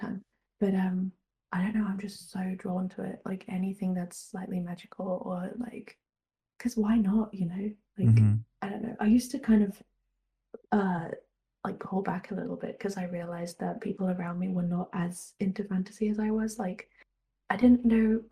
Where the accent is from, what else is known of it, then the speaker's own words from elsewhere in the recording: Germany; I was born in Germany, but I grew up bilingual because my mum is from the UK